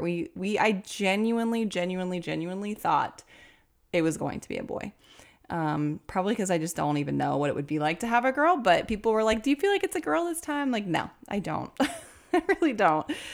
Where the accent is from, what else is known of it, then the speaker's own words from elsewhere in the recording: Cincinnati, Ohio, United States; also born or lived in Kentucky; I'm from Cincinnati